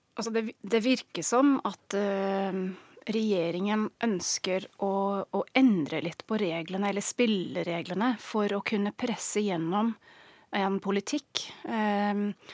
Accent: England, United Kingdom; Norwegian is a second language; moved away as an adult; now in Norway; Jeg er engelsk, har bodd i Norge i snart 15 år.

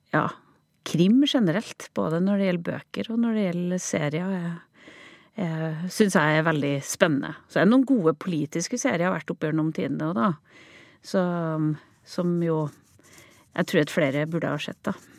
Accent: Overhalla, Trøndelag, Norway; Overhalla, der jeg vokste opp

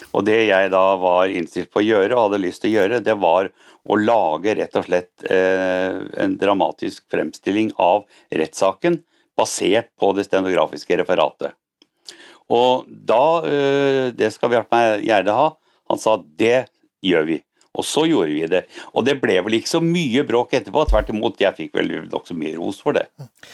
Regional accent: Norway; jeg er norsk

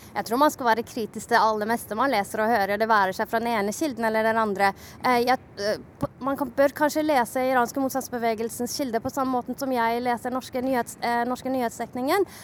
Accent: Shiraz, Fars, Iran; also born or lived in Norway; now in Oslo, Norway; min hjemby, Shiraz

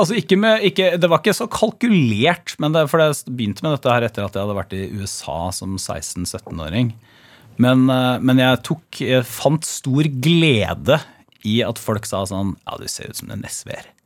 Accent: Porsgrunn, Telemark, Norway; kommer jeg fra Stridsklev

